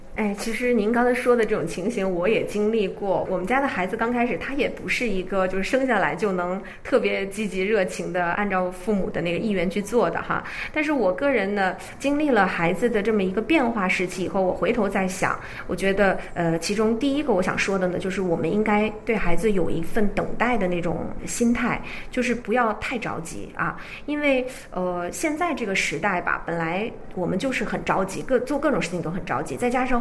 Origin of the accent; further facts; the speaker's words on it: China; first language Chinese; now in South Korea; 我是中国人，我的丈夫是韩国人